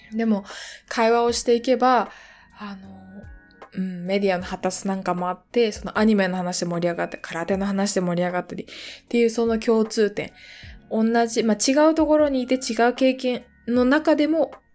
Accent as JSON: {"language": "Japanese", "country": "Japan", "tie": "born or raised there", "said": "私が小学校の時にすごく田舎の地域に住んでいたので、熊鈴をつけて小学校に行っていた"}